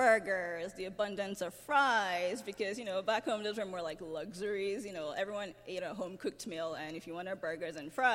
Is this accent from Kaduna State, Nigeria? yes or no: no; Lagos, Nigeria; moved away as an adult; now in United States; I came straight from Lagos, Nigeria, where I was born and raised